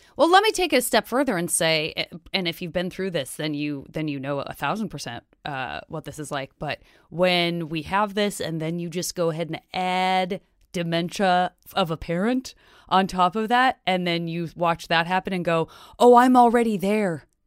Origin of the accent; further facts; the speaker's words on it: Tucson, Arizona, United States; moved away; I'm from Tucson, Arizona.